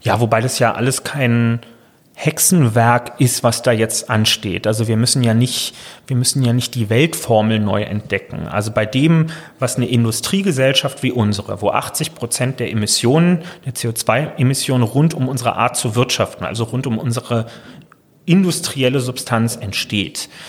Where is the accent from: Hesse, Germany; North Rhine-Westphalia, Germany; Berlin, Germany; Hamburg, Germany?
Berlin, Germany; als Berliner